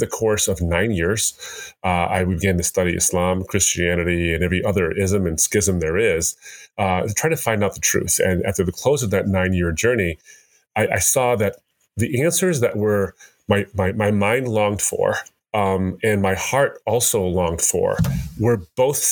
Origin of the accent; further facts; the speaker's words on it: United States; I'm born and raised in America